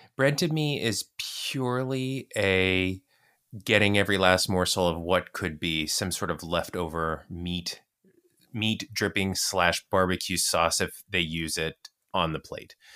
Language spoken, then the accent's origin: English; United States; I'm American